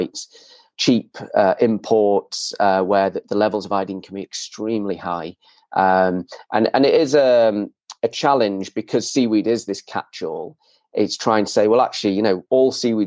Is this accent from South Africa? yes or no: no; Leeds, Yorkshire and the Humber, United Kingdom; I grew up in Leeds, miles from the sea